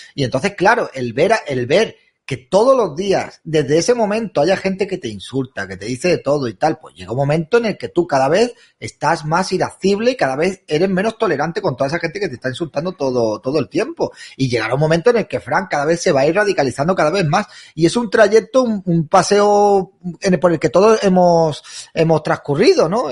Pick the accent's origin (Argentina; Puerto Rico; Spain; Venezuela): Spain; somos españoles